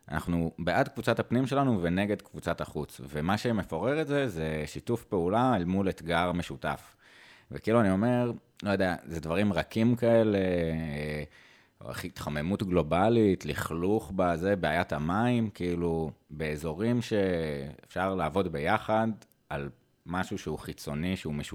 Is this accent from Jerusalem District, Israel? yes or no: yes; Jerusalem, Jerusalem District, Israel; בתור ירושלמי, אה, היית רואה את כולם, זאת אומרת, מתנחלים, חרדים, ערבים, בכל מיני מקומות, ואין עכשיו מפגשים.